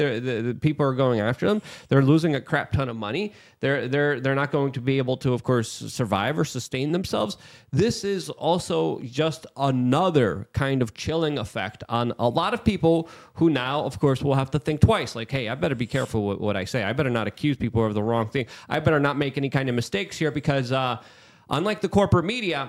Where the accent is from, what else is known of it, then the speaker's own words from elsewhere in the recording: New York City, New York, United States; growing up in New York City after 2001